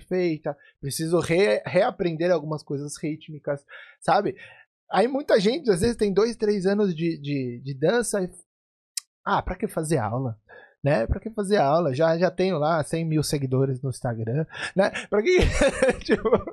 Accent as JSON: {"language": "Portuguese", "country": "Brazil", "tie": "born or raised there", "said": "cresci no Brasil aprendendo percussão árabe sem ser árabe"}